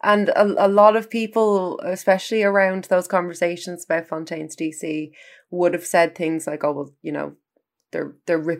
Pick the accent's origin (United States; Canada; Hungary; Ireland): Ireland; as an Irish music critic